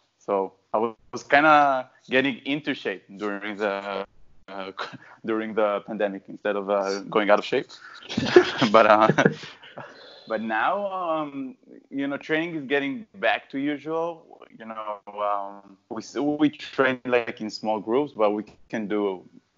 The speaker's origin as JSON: {"language": "English", "country": "Israel", "tie": "born or raised there", "said": "I'm from Israel, born and raised in Israel."}